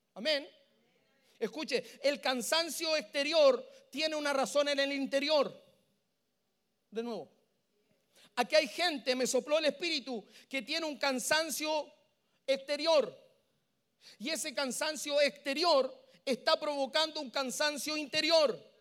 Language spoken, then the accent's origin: Spanish; Santiago, Santiago Metropolitan Region, Chile; Yo vengo desde Chile